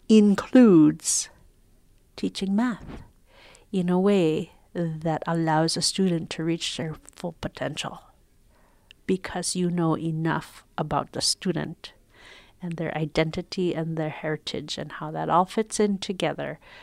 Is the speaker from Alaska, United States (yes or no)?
yes; Shishmaref, Alaska, United States; now in Sitka, United States; I am from Kigak Tak, or Shishmaraf